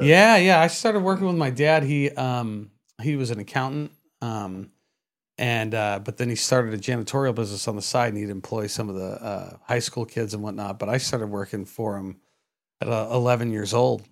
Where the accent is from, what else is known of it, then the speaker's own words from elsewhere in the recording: San Jose, California, United States; now in Vista, United States; I was born in San Jose, uh, California